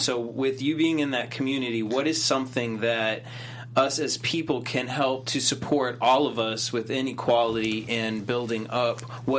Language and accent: English; United States; But I'm from America.